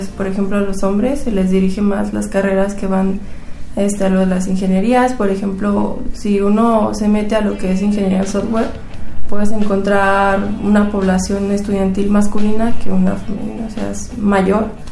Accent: Mexico City, Mexico; soy de la Ciudad de México

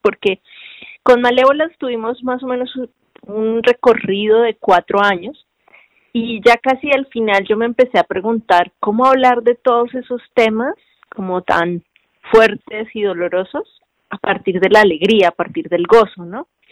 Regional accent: Cartagena, Bolívar, Colombia; accent: costeña; moved away as an adult; also born or lived in Bogotá, Colombia; now in Mexico; de vivir en Cartagena y luego vivir en la capital, que es Bogotá, y cómo, cómo soy tratada en un lugar y en otro

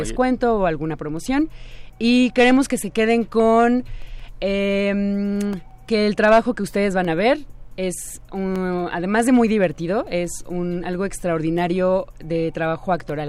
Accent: Mexico; como sociedad mexicana

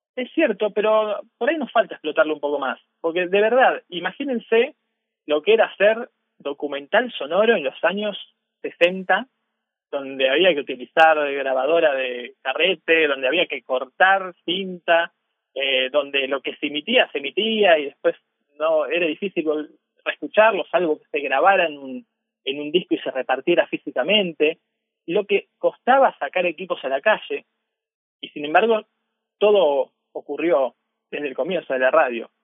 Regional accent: Argentina; vengo de Argentina, estoy en Argentina

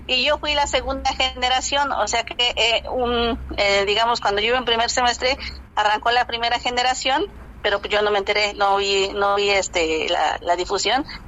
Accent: San Pedro y San Pablo Ayutla, Oaxaca, Mexico; also born or lived in Mexico City; yo soy de San Pedro y San Pablo Ayutla

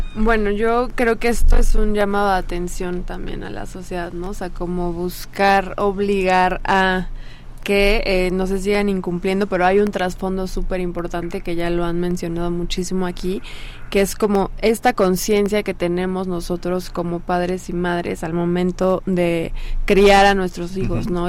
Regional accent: Mexico; como sociedad mexicana

